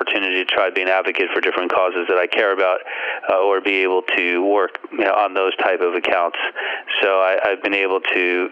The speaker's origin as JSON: {"language": "English", "town": "Teaneck", "region": "New Jersey", "country": "United States", "tie": "born or raised there", "said": "I grew up in Teaneck"}